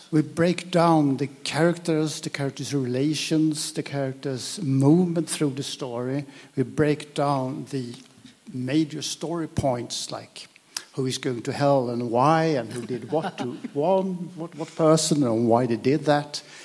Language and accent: English; Sweden; English is a second language; I'm Swedish, though I'm speaking English now.